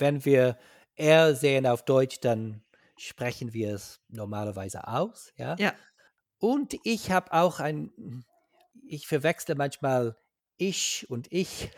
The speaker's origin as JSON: {"language": "German", "country": "Ireland", "second_language": "German", "said": "ich komme aus Irland, ich wohne in Dublin."}